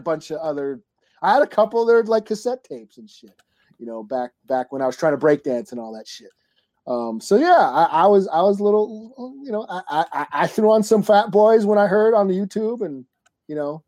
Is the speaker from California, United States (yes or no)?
no; Minnesota, United States; I'm from Minnesota here and we've been in 30 below for like 2 weeks straight.